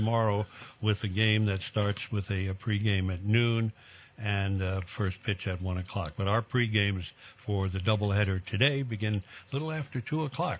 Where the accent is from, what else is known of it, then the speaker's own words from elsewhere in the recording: New York, United States; Of course, I grew up in New York where we had 3 of them.